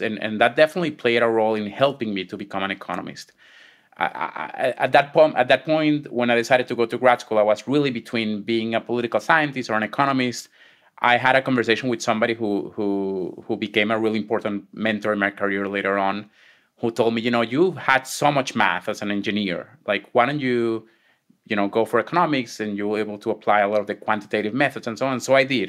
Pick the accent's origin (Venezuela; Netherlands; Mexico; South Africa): Venezuela; moved away as an adult; also born or lived in Israel; now in United States; I was born and raised in Venezuela.